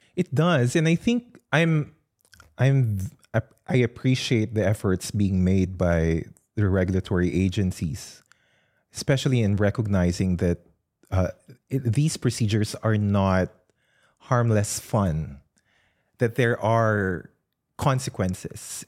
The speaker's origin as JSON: {"language": "English", "country": "Philippines", "tie": "born or raised there", "moved": "yes", "lives_now": "Australia", "said": "I did not grow up in Australia, I grew up in the Philippines"}